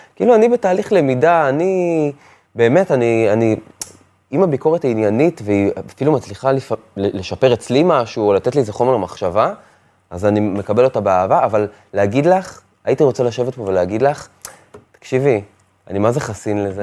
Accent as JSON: {"language": "Hebrew", "town": "Afula", "region": "Northern District", "country": "Israel", "tie": "born or raised there", "moved": "yes", "lives_now": "Tel Aviv, Israel", "said": "כשאני עברתי מעפולה לתל אביב"}